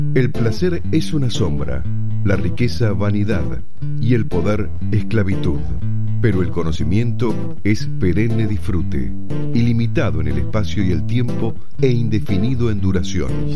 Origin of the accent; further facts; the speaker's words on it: Peru; moved away as an adult; also born or lived in Lima; now in Argentina; Yo soy peruana y me vine a los 19 años a perfeccionar en música clásica